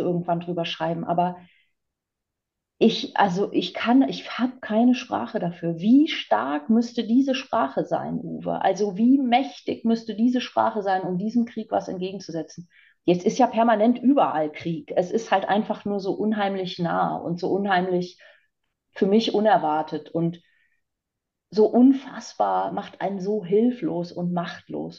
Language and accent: German; East Frisia, Lower Saxony, Germany; ganz ähm, stark an meiner Scholle klebe als Ostfriesin